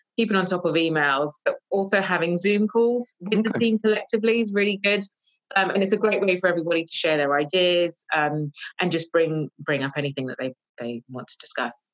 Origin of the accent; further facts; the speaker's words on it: London, United Kingdom; moved away as an adult; now in Northamptonshire, United Kingdom; I am from London. I moved to Northamptonshire about two years ago